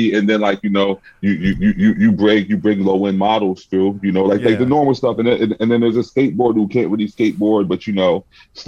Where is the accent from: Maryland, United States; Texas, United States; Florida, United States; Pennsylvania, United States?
Pennsylvania, United States; Philadelphia; moved away as an adult; also born or lived in New York; now in Los Angeles, United States; I'm from Philly